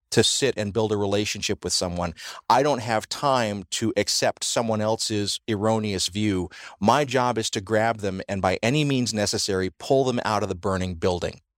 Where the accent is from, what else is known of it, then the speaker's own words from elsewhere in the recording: the South, United States; Growing up in the South